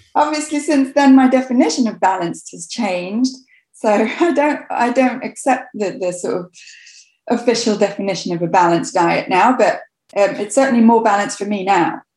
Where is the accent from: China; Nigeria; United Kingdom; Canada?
United Kingdom; Coventry, West Midlands; I grew up in Coventry in England